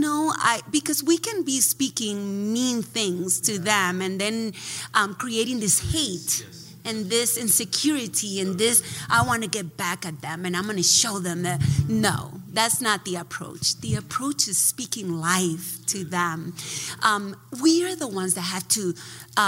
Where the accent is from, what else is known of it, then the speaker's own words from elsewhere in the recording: Dominican Republic; also born or lived in New Jersey; now in United States; I grew up in the Dominican Republic